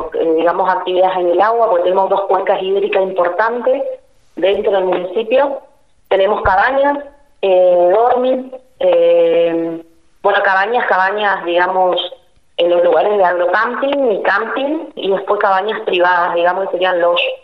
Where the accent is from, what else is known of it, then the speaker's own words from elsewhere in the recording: Leandro N. Alem, Misiones, Argentina; also born or lived in Posadas / Campo Ramón; Yo soy de Leandro de Nalén, que está a 24 kilómetros